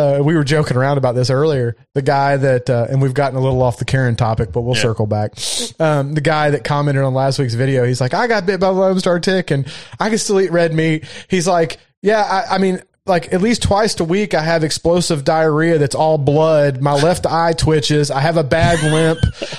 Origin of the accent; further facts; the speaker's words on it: Ireland; I'm from Ireland. That's our beer. So I can take your Guinness.